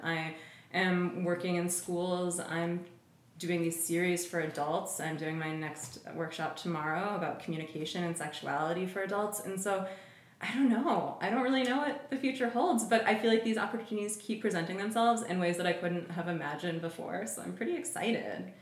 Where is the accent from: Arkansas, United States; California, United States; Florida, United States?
California, United States; Oakland; my partner and I are both born and raised in Oakland, so we have a community here